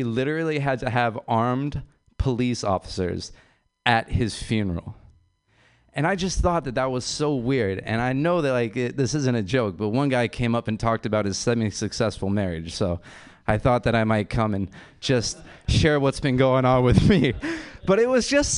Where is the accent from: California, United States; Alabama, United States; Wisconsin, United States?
California, United States; San Francisco; I'm from San Francisco, which is a really beautiful city